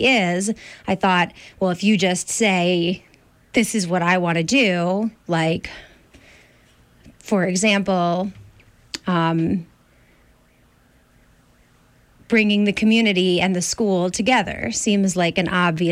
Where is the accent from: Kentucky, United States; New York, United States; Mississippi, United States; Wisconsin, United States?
New York, United States; Ossining; I grew up outside of New York City in Ossining